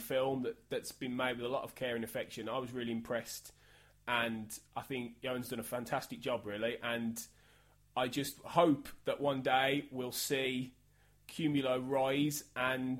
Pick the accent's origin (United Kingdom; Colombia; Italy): United Kingdom; Birmingham, West Midlands; a son of my hometown of Birmingham in the UK